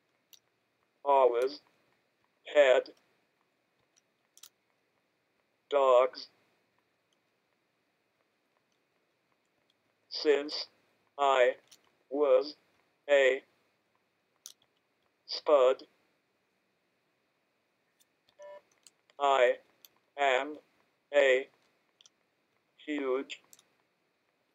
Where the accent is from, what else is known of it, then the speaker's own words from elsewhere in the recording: Boston, Massachusetts, United States; I am 32 from Boston, Mass